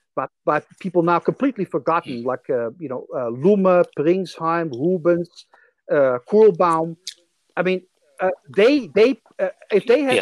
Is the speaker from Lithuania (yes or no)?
no; Netherlands; accent: Dutch; English is a second language; moved away; I'm originally from the Netherlands, as you can probably tell from my accent.